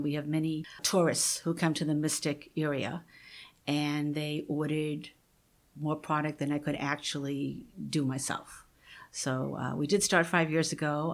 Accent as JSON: {"language": "English", "town": "Needham", "region": "Massachusetts", "country": "United States", "tie": "born or raised there", "also_born_or_lived": "Noank, Connecticut", "said": "I grew up in Needham, Mass"}